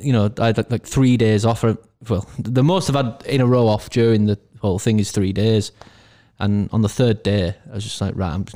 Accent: Castleford, Yorkshire and the Humber, United Kingdom; I grew up in Castleford sort of area.

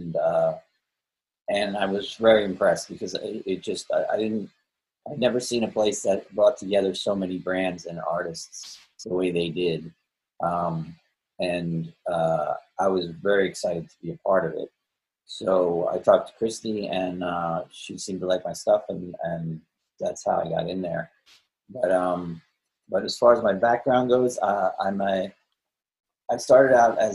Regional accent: Holmdel, New Jersey, United States; moved away as an adult; also born or lived in Manhattan, New York; now in Aberdeen, United States; I was born in Jersey City, but then shortly after that, we moved to Homedale

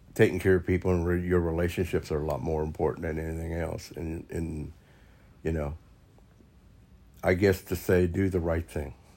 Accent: Topeka, Kansas, United States; I was from Topeka, Kansas

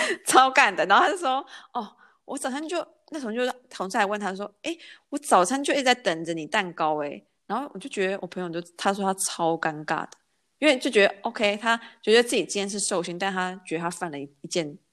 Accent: Taiwan; now in Germany; 在台湾我们是可以提前过

